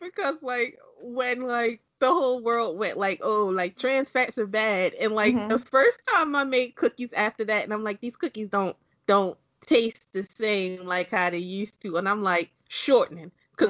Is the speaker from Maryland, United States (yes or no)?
yes; Maryland, United States; we're all from Maryland.